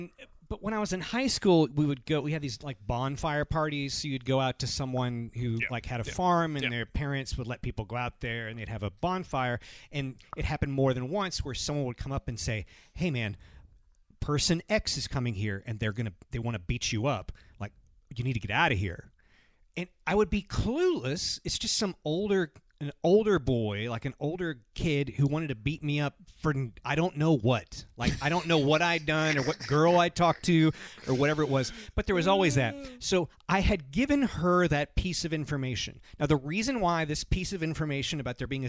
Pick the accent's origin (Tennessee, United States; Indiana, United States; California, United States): Tennessee, United States; Lewisburg; moved away; my hometown